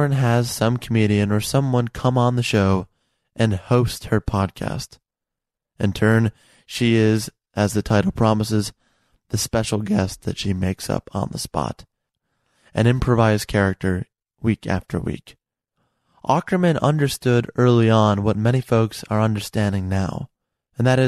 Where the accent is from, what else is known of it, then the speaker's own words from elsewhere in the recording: Chicago, Illinois, United States; also born or lived in Burr Ridge, Illinois; I grew up in part near the Midway Airport over there on the south side, and then in the suburbs like Burr Ridge, Cook County